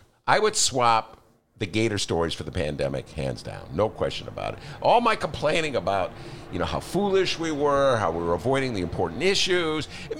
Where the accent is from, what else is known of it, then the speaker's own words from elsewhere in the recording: Chicago, Illinois, United States; I'm a Chicagoan.